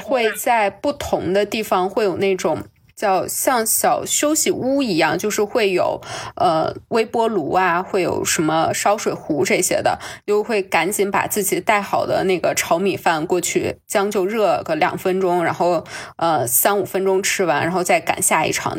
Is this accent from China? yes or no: yes; China; also born or lived in Colchester, United Kingdom; 对我们中国人有一些偏见